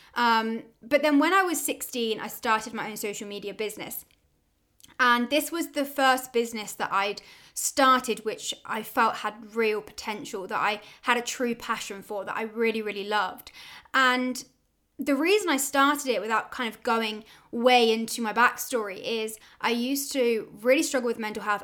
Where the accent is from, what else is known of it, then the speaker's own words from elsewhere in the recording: Oxford, South East England, United Kingdom; I'm from Oxford in the UK